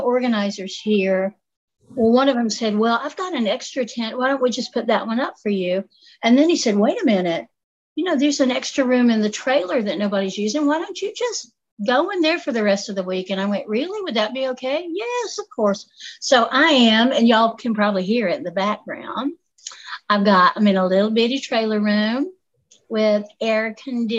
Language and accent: English; Appalachia, United States; accent: southern; I'll tell you how Appalachian I am